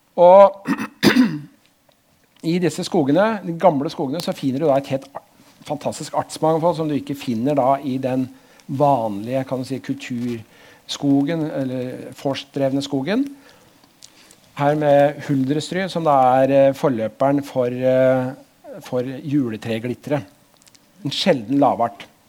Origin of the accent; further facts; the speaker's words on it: Drammen, Buskerud, Norway; also born or lived in Oslo; Jeg er vokst opp eh, på andre sida der borte, Hauges gate